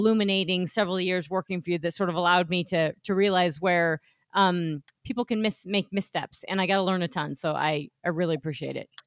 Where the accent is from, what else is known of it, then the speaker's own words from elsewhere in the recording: Colorado, United States; my hometown